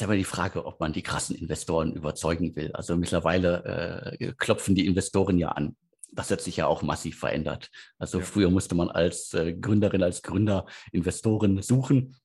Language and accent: German; Bottrop, North Rhine-Westphalia, Germany; also born or lived in Bochum; klassischen Ruhrgebiet, wo ich ja herkomme. Ich bin geboren in Bottrop, habe äh, in, in, in, in Bottrop wie ich zur Schule gegangen